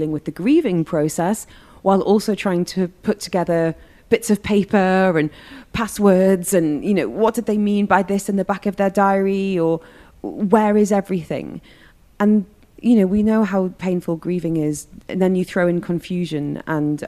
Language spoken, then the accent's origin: English; United Kingdom; now in Dubai, United Arab Emirates; As a Brit, I'd be like, I've got a will in the UK